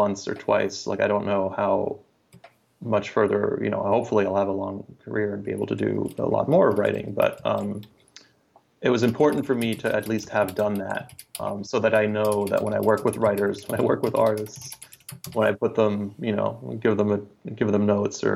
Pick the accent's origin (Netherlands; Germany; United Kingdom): Germany; moved away; I grew up in Germany, and there's a whole slew of kind of German YA fantasy novels that I grew up reading